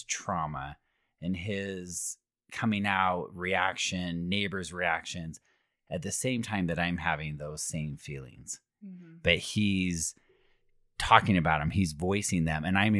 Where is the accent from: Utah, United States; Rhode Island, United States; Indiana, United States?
Utah, United States; Alpine; Correct. I grew up in Alpine.